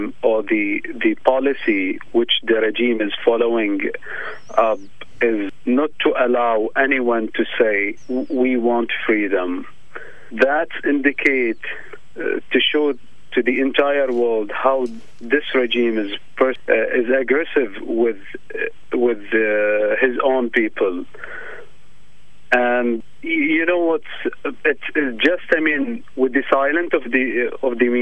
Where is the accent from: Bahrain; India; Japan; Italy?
Bahrain; moved away as an adult; now in Australia; I am from Bahrain. I am a refugee here in Australia